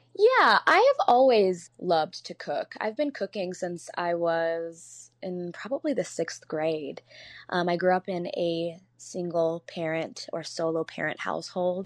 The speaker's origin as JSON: {"language": "English", "town": "Chicago", "region": "Illinois", "country": "United States", "tie": "born or raised there", "said": "I grew up in Beverly and on the South side of Chicago"}